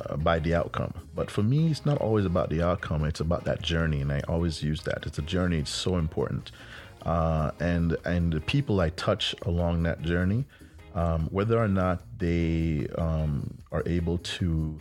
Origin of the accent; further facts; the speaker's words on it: Jamaica; moved away; I'm a kid from Jamaica